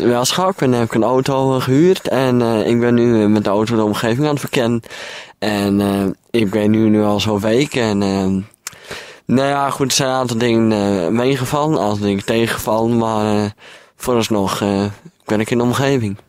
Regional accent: Friesland, Netherlands; ik kom uit Friesland

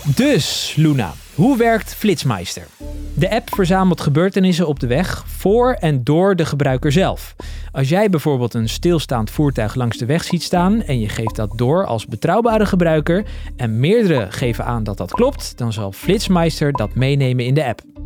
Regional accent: Netherlands; als Nederlander

